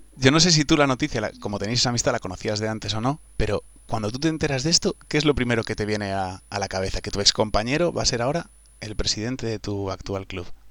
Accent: Vigo, Galicia, Spain; yo soy de Vigo

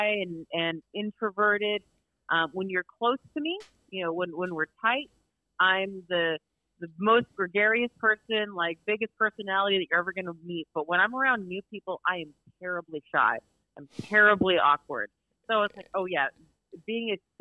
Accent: San Antonio, Texas, United States; I grew up in San Antonio, Texas. San Antonio is my home.

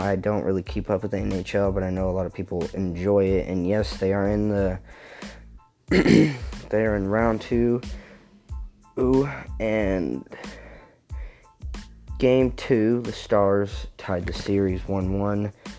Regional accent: Texas, United States; I'm a fan for all Texas teams because I am from Texas.

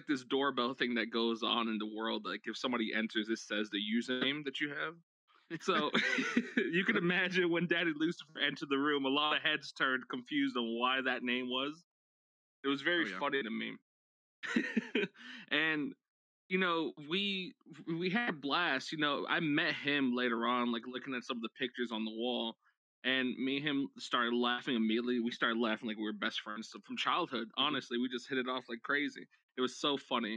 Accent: New York, United States; I'm Puerto Rican and Guatemalan. I was raised in New York

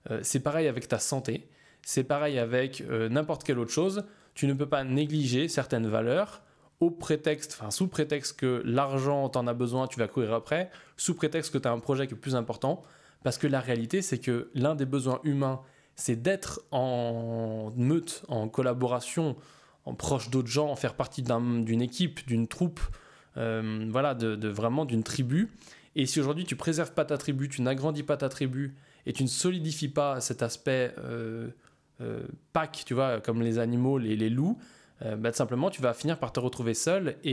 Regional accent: Auvergne-Rhône-Alpes, France; je suis simplement euh, entre Lyon et Saint-Étienne, dans ma ville natale où je suis euh, bah, dans le centre caisse de mes parents et où je passe du temps en famille.

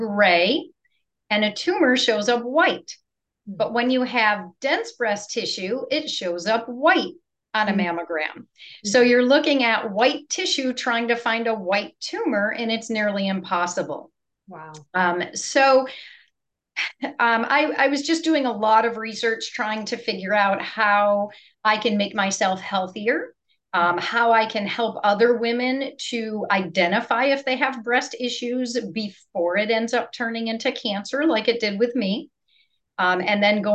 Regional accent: Buffalo, New York, United States; moved away as an adult; also born or lived in California; now in Rockledge, United States; I grew up in Western New York in freezing cold Buffalo area

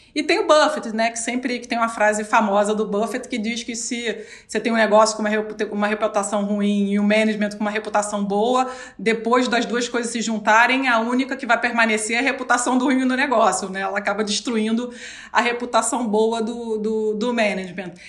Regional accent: Rio de Janeiro, Brazil; Sou carioca.

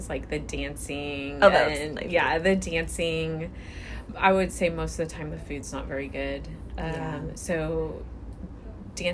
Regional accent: California, United States; I'm from California

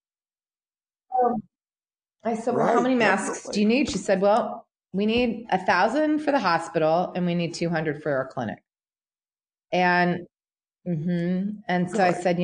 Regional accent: Portland, Oregon, United States; moved away as an adult; also born or lived in Los Angeles; my hometown

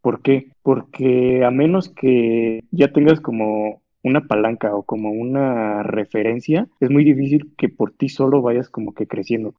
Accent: Mexico; como mexicanos

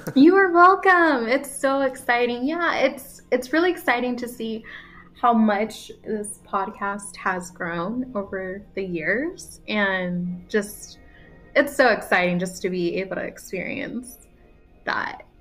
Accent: United States; I was born in America and I speak kind of funny in English

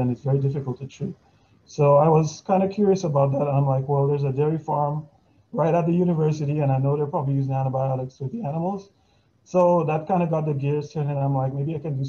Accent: Dominica; moved away as an adult; I'm originally from Casa Comfort. I lived there until I was 21

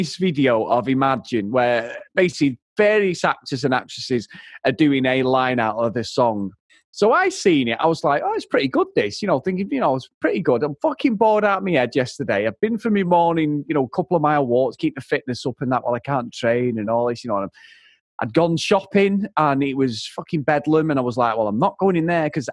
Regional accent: Manchester, North West England, United Kingdom; I'm from Manchester

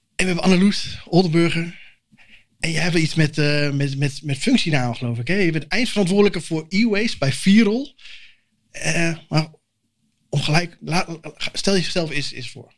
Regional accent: Assen, Drenthe, Netherlands; ik kom mijzelf uit Assen

